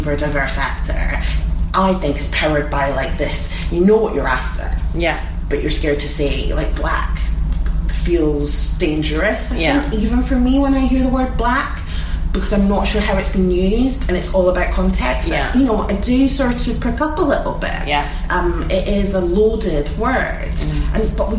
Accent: Edinburgh, Scotland, United Kingdom; I'm from Edinburgh.

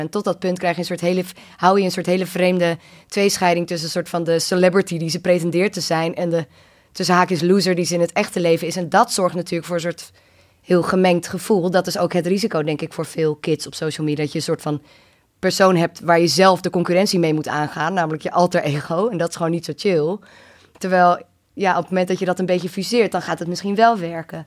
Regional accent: Amsterdam, North Holland, Netherlands; kids in mijn omgeving, die zaten inderdaad op het skatebaantje bij ons op het Prins Eiland in Amsterdam

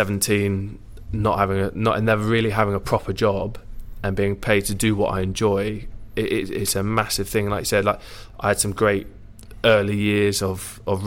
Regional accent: Jersey; moved away as an adult; born and bred from Jersey

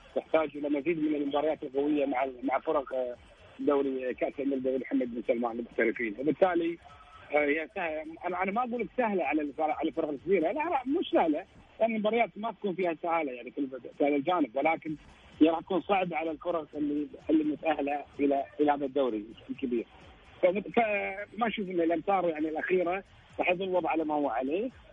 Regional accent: Kuwait; انا كويتي

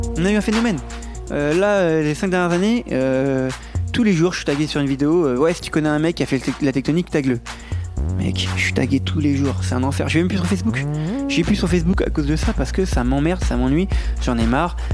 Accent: France; je suis français

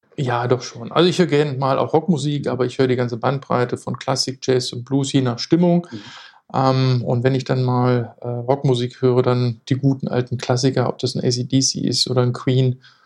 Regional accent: Lower Saxony, Germany; moved away as an adult; now in Hamburg, Germany; bin gebürtiger Niedersachse

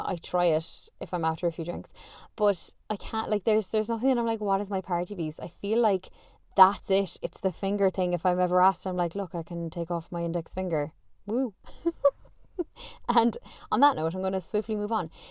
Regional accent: Ireland; I'm Irish

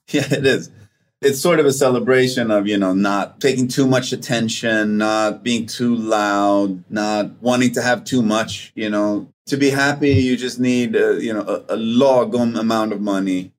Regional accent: Sweden; English is a second language; moved away; also born or lived in Vancouver; in the spring in Sweden and in Scandinavia in general, there's a physiological thing that happens to us

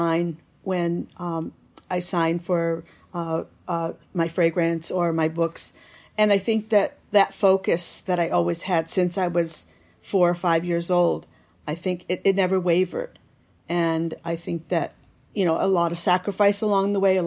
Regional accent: Michigan, United States; moved away as an adult; also born or lived in Italy / Japan; I was brought up in Michigan.

